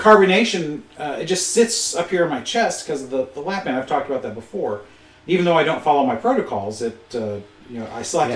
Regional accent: Michigan, United States; being born and bred in Michigan, even though my parents both come from Eastern Kentucky

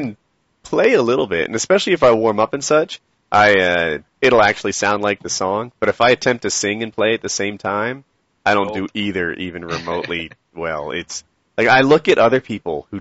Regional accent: Philadelphia, Pennsylvania, United States; I grew up in the Philly area

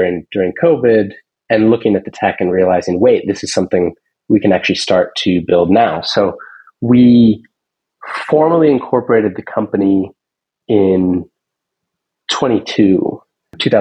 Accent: Seattle, Washington, United States; I grew up in Seattle

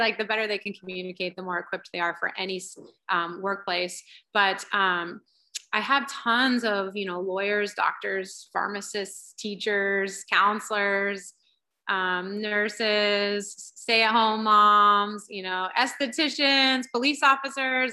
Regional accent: Centerville, Ohio, United States; moved away as an adult; also born or lived in Indiana; now in California, United States; I grew up in Ohio and I was part of the yearbook staff at my high school, Centerville, Ohio

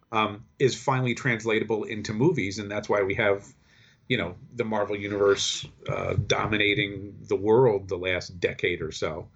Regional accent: Kingston, New York, United States; I grew up in the Hudson Valley. in, uh, Kingston, New York.

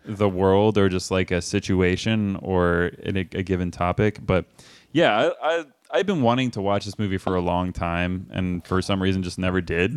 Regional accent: Austin, Texas, United States; I'm from Austin

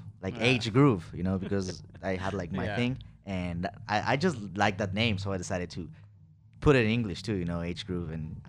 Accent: Ecuador; English is a second language; moved away as an adult; now in Pasadena, United States; I'm from Ecuador, man. That's a country in South America

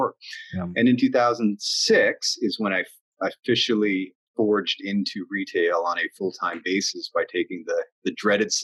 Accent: New Brunswick, Canada; moved away as an adult; now in Halifax, Canada; I was born in New Brunswick and moved here to go to St. Mary's

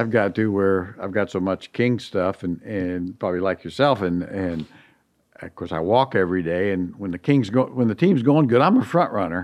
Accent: Indiana, United States; moved away; growing up in Indiana

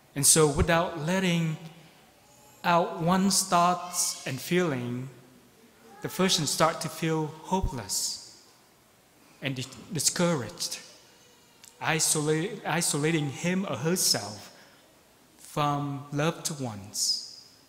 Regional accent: Ho Chi Minh City, Vietnam; now in Beaverton, United States; I am from Saigon

